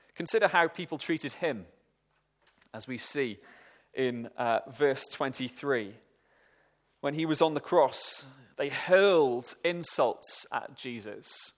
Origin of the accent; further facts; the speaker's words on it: Welsh, Wales, United Kingdom; me and my friends, being Welsh